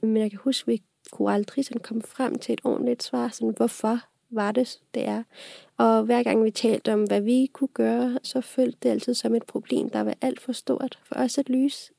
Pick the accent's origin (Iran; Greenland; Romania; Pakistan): Pakistan; now in Denmark; jeg kommer oprindeligt fra Pakistan. Og jeg har boet i Pakistan også på grund af mit fars job, så jeg flyttede her til Danmark i 2010